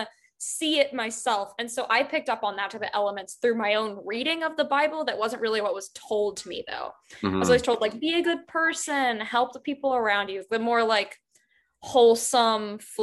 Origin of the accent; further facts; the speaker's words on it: Appalachia, United States; And I grew up in Appalachia, that's where I'm originally from.